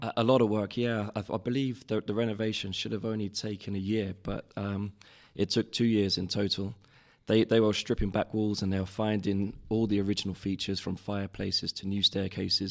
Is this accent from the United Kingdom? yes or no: yes; London, United Kingdom; I grew up in Covent Garden